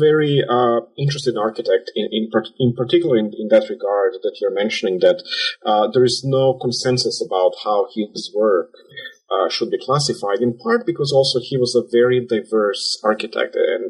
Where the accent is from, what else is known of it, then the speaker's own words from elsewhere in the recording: Belgrade, Serbia; English is a second language; moved away as an adult; also born or lived in Chicago, United States; I myself was born and raised in Serbia, in Belgrade, where I was educated and trained and also practiced as an architect. I also lived in Chicago and studied in Chicago